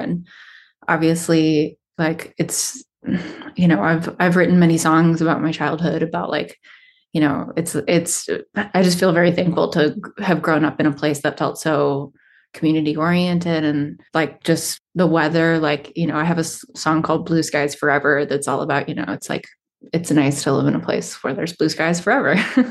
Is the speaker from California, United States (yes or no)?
yes; Stockton, California, United States; Well, I feel like I've kind of lived in Stockton in three very different phases of its existence. So I moved here when I was pretty little.